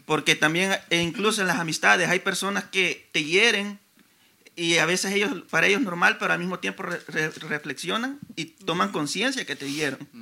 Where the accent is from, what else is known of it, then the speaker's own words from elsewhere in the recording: El Salvador; moved away; cuando yo estaba en mi país, en El Salvador.